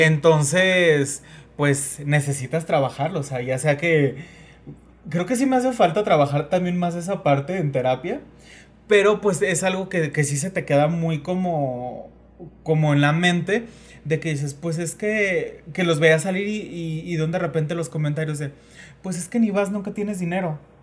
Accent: Mexico; nosotros que somos mexicanos

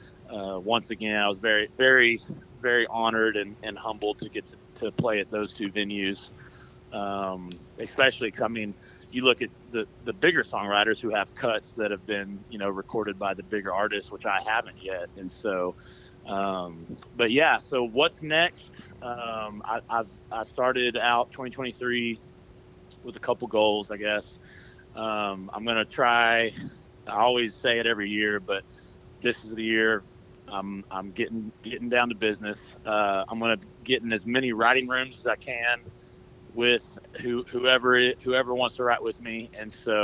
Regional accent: Oklahoma, United States; now in Nashville, United States; I'm from Oklahoma

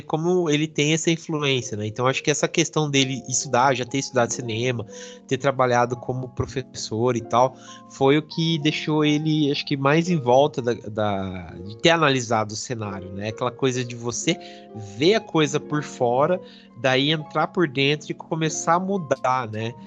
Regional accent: Brazil; sendo brasileiro

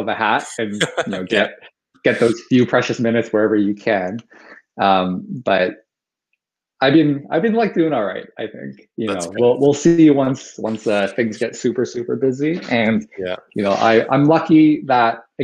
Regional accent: Toronto, Ontario, Canada; born and raised in Toronto, in Scarborough, specifically one of the suburbs of Toronto

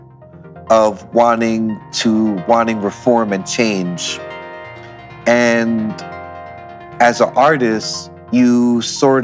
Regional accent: Philadelphia, Pennsylvania, United States; In Aoni, Philadelphia, growing up, seeing the different diversity in the neighborhood

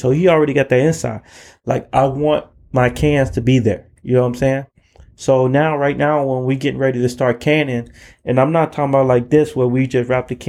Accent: Chicago, Illinois, United States; I was from Chicago, so we were fucking battle

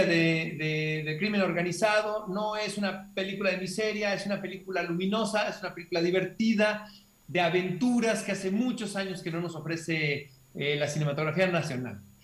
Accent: Hermosillo, Sonora, Mexico; yo crecí junto al desierto en Hermosillo

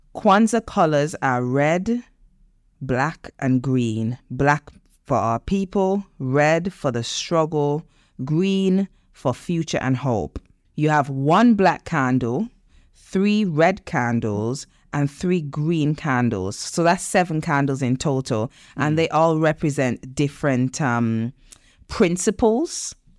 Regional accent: Nevis, St. Kitts & Nevis; moved away; I grew up in in the Caribbean, as you know, in Nevis

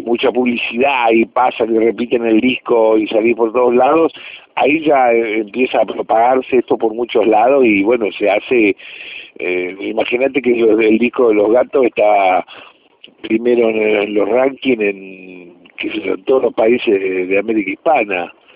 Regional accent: Rosario, Santa Fe, Argentina; nosotros como grupo rosarino

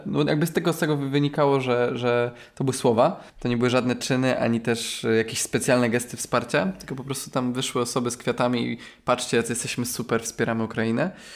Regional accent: Poland; Ja na przykład pochodzę ze wsi

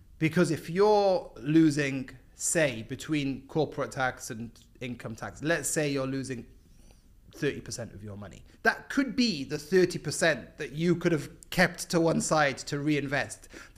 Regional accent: Cardiff, Wales, United Kingdom; moved away as an adult; also born or lived in Epsom / London; now in Dubai, United Arab Emirates; Raised in Cardiff, and then based in London for, yeah, 10-ish years before moving to Dubai.

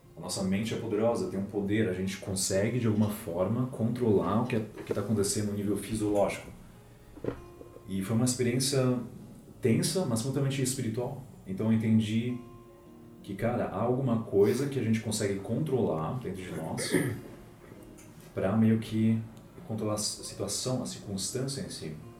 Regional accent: Germany; first language Portuguese; now in Brazil; nasci aqui no Brasil, daí com seis anos, os meus pais me pegaram e a gente foi para a Alemanha

